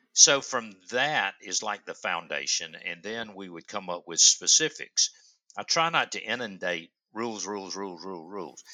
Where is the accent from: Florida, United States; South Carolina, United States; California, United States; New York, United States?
South Carolina, United States; Upstate; I am from the upstate of South Carolina. I'm sure you can't tell by my accent.